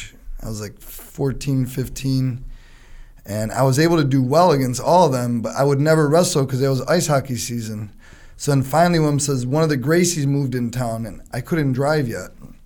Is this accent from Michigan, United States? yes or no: no; Chicago, Illinois, United States; My dad owned hot dog places. My dad was the first one to have a Euros in Chicago, so he'd put it on the spit.